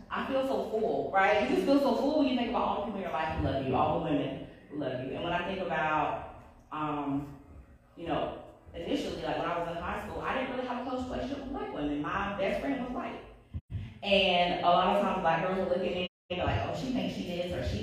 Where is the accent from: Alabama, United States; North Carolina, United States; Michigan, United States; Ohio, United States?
North Carolina, United States; I was from North Carolina, we all were